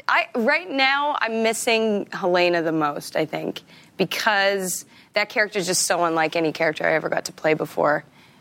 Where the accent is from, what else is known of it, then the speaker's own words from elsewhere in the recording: Regina, Saskatchewan, Canada; I'm from Regina.